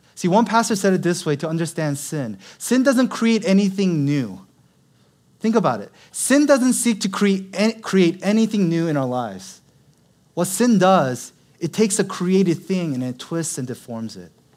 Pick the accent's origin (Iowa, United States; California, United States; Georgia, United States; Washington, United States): Washington, United States; Seattle; now in Los Angeles, United States; I'm originally from Seattle. Born and raised, I'm a true Seattle Lite.